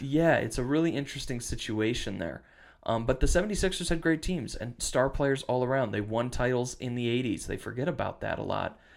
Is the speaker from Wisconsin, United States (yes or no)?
yes; Western Wisconsin, United States; also born or lived in Michigan; now in Minnesota, United States; I grew up in Wisconsin. I live in Minnesota.